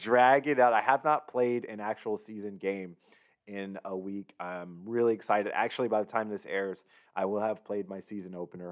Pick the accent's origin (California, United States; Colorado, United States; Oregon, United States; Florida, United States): California, United States; Southern; growing up in Southern California